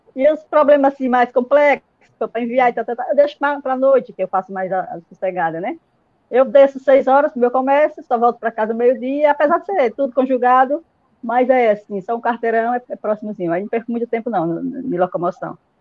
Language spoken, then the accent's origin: Portuguese; Alagoas, Brazil; now in Sergipe, Brazil; eu moro aqui em Sergipe, em Baúba, e, mas sou alagoana, né? Há 21 anos que estou aqui morando em Sergipe